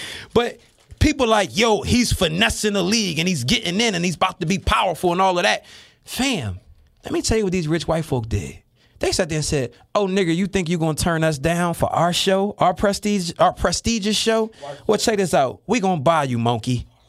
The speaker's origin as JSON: {"language": "English", "town": "Philadelphia", "region": "Pennsylvania", "country": "United States", "said": "I'm from North Philly."}